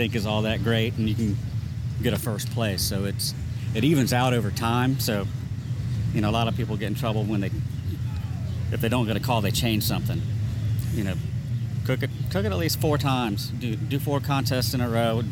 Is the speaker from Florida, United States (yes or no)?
yes; Lakeland, Florida, United States; I'm from Lakeland, Florida, which is in between Tampa and Orlando